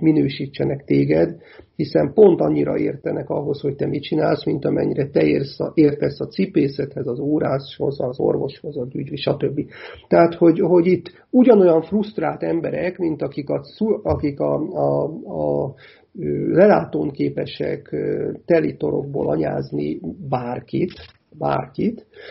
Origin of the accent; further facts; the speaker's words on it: Hungary; én ugye akkor is magyar vagyok, ha nyerünk, meg akkor is magyar vagyok, ha, ha vesztünk